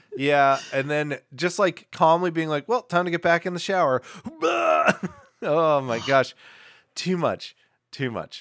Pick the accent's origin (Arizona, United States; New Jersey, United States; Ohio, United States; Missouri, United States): New Jersey, United States; Newark; I'm from Newark. I don't know how to do a Newark, New accent